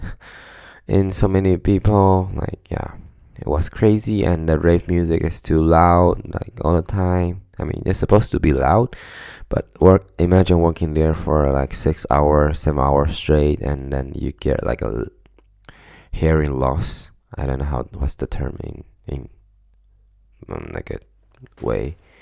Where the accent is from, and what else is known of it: Taiwan; moved away as an adult; now in Stockholm, Sweden